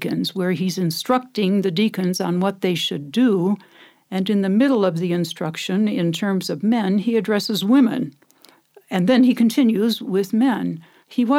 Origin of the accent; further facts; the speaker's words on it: Midwest, United States; accent: American; moved away as an adult; now in South Africa; I grew up in the Midwest